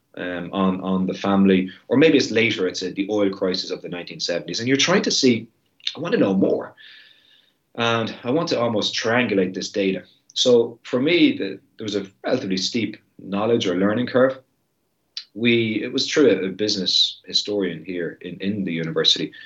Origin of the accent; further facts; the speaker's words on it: Ireland; my country and the heritage and the ethnicity of Irish people